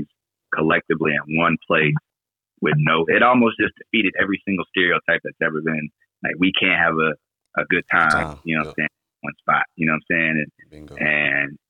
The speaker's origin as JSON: {"language": "English", "region": "Texas", "country": "United States", "tie": "born or raised there", "also_born_or_lived": "Florida", "said": "hometown's Florida, grew up in Texas"}